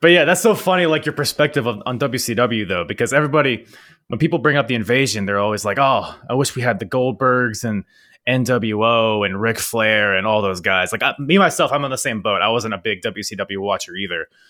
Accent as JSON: {"language": "English", "country": "United States", "said": "here in America"}